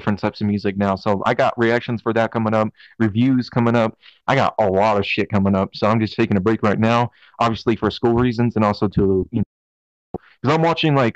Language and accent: English; Colorado Springs, Colorado, United States; I'm from Colorado Springs